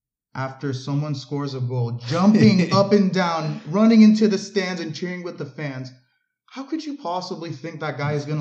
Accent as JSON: {"language": "English", "country": "United States", "tie": "born or raised there", "said": "growing up in America"}